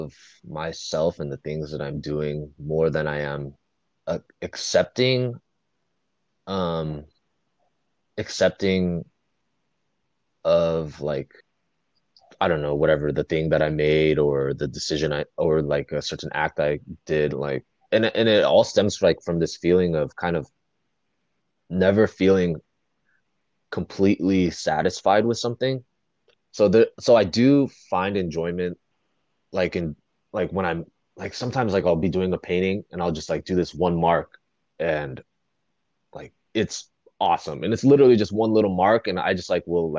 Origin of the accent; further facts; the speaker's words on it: Fountain Valley, California, United States; I grew up in Fountain Valley, relatively small white suburb